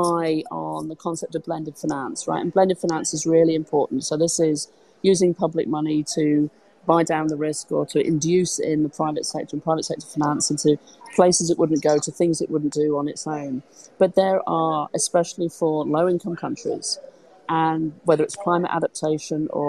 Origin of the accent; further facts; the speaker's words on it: United Kingdom; I'm British